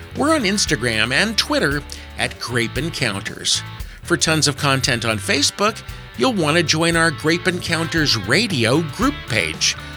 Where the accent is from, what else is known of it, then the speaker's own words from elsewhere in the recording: Paso Robles, California, United States; I come from the Paso Robles region of California